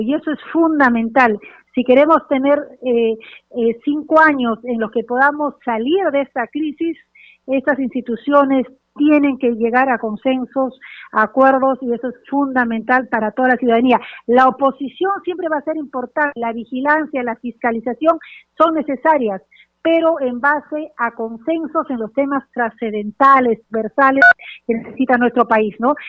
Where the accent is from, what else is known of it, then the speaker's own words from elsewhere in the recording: Peru; como peruana